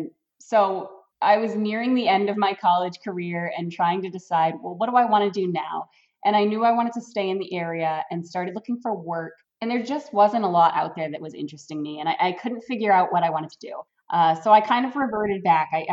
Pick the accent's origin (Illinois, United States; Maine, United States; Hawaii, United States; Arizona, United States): Maine, United States; Brewer; also born or lived in Orono, Maine / Eddington, Maine; I grew up right in Brewer, Maine, went to high school at Brewer, didn't go far to go to college.